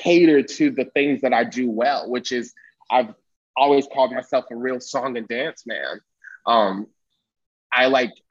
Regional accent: Winston-Salem, North Carolina, United States; I'm in North Carolina, growing up in Winston-Salem.

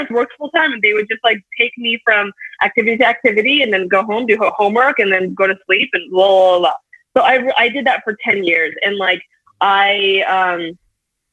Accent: Bakersfield, California, United States; the city that I grew up in, I grew up in Bakersfield.

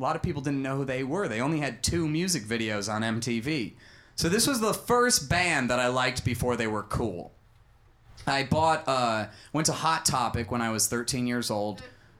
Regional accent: Bloomington, Minnesota, United States; Suburban Minneapolis, Minnesota.

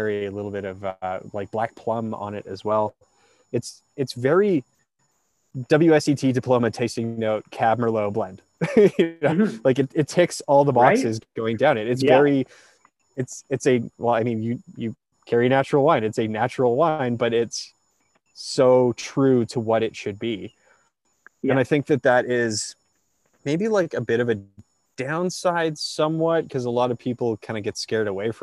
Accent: Alberta, Canada; growing up in Alberta

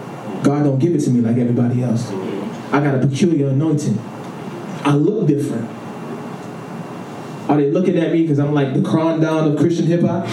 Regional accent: New York City, New York, United States; also born or lived in Rock Hill, South Carolina; I'm from Harlem

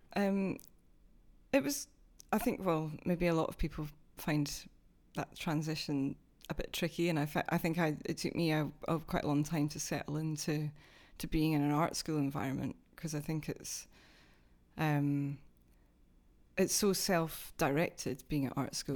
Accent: Dunfermline, Scotland, United Kingdom; also born or lived in Glasgow; now in London, United Kingdom; I'm actually from the east coast of Scotland, which is a slightly different accent

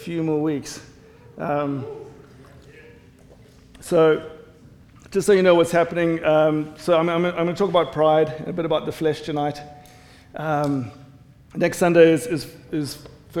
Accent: South Africa; accent: South African English; now in United States; I'm South African, South African English.

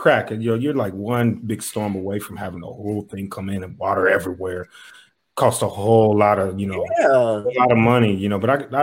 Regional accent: Dayton, Ohio, United States; my hometown, Dayton, Ohio.

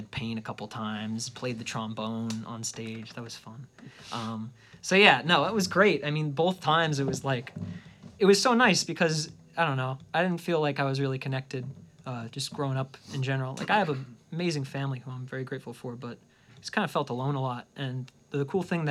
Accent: New Jersey, United States; It's rough growing up in New Jersey

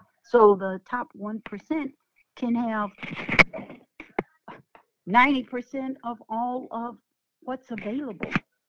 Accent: the South, United States; I came from the South when lynching was real.

